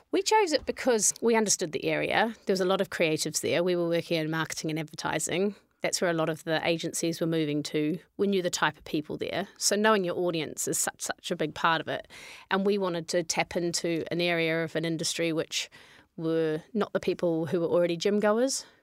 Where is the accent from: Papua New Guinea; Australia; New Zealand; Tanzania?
New Zealand; moved away; also born or lived in London; I'm from New Zealand